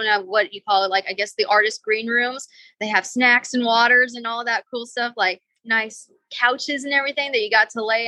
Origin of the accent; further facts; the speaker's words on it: Texas, United States; I'm a country girl. I'm from Texas